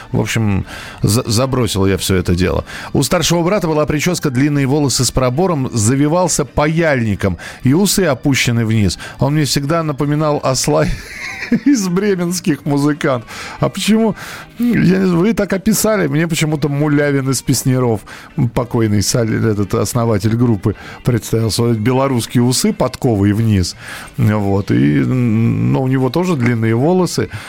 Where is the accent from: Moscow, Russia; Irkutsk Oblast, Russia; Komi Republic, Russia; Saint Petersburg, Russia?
Saint Petersburg, Russia; Я из Санкт-Петербурга, парикмахер по профессии.